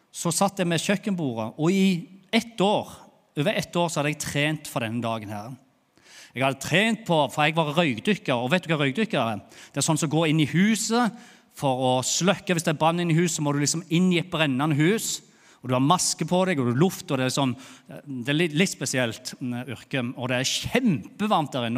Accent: Bryne, Rogaland, Norway; accent: Jærsk; moved away as an adult; now in Lyngdal, Norway; jeg er jo fra Bryne, har bodd i Lyngdal i åtte åtte år. Tenk, åtte år her i Lyngdal, og så snakker jeg ennå jærsk.

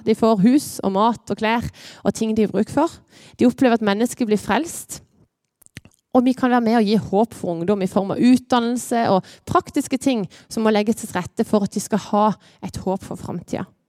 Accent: Lyngdal, Agder, Norway; Jeg er her fra Lyngdal.

